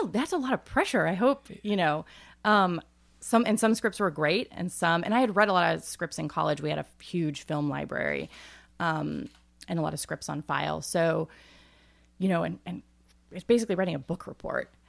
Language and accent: English; Northeast Ohio, United States; moved away as an adult; I grew up in Amish country, so we were not Amish, but that's where we, and I grew up on a farm